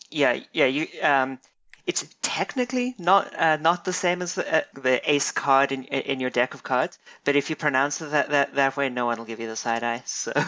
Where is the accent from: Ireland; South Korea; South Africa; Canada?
South Africa; moved away as an adult; now in United States; I'm I'm a South African.